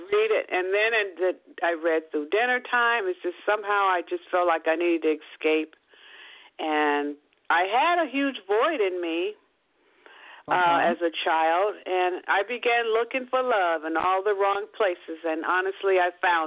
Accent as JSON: {"language": "English", "town": "Seattle", "region": "Washington", "country": "United States", "tie": "born or raised there", "also_born_or_lived": "Kent, Washington", "said": "I grew up in Seattle, Washington"}